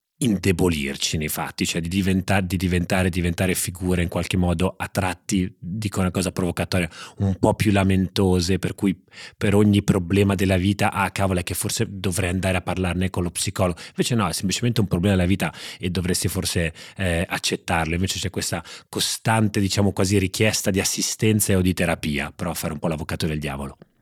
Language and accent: Italian; Genoa, Liguria, Italy; è dominato da due voci genovesi